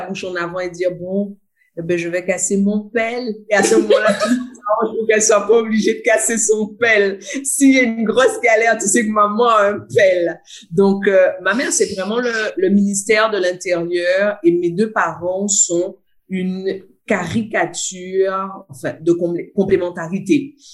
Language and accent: French; Guadeloupe; now in Réunion; je suis une Guadeloupéenne importée en pays de Bourbon. Donc, je suis une Guadeloupéenne qui vit seulement à La Réunion